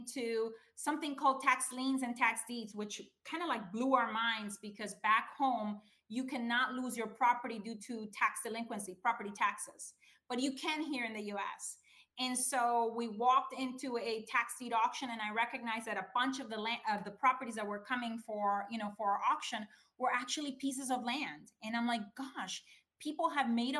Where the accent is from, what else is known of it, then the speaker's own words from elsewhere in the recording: Honduras; moved away as an adult; now in United States; I'm originally from Honduras. It's this tiny little country in Central America, in case you don't know. I came here in 1995.